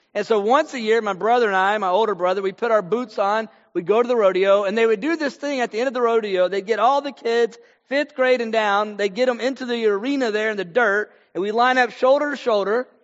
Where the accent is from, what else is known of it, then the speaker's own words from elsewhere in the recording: Texas, United States; also born or lived in Houston, Texas / Fort Worth, Texas; I'm from Texas. Right now I'm in Fort Worth, Texas. I've been in North Texas uh, for a lot of my life.